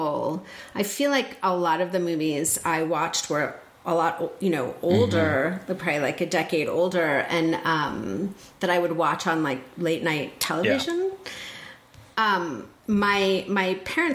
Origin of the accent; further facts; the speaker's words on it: northern New Jersey, United States; In New Jersey.